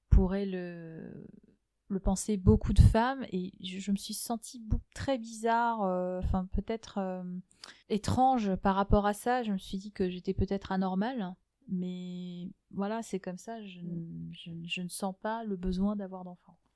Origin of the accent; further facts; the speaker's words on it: Algiers, Algiers Province, Algeria; also born or lived in Germany; Donc, moi, je suis née à Alger, euh, et euh, entre, euh, chaque année, tous les six mois, on changeait de pays. Donc on, passait six mois en Allemagne, six mois en Algérie.